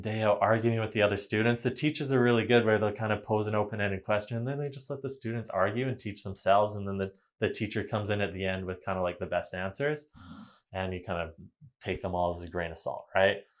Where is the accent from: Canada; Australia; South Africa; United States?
Canada; Vanderhoof, British Columbia; also born or lived in Kamloops, British Columbia; Vanderhoof. It's a small town in northern B C, um, five thousand people up by Prince George. So, went there for pretty much all my, um, elementary, high school years.